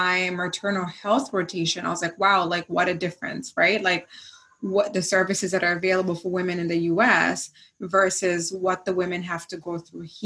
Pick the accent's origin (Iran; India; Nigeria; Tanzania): Tanzania; Zanzibar; moved away; also born or lived in United States; growing up in Zanzibar, I grew up actually with in a house with two of the, I think, five or six physicians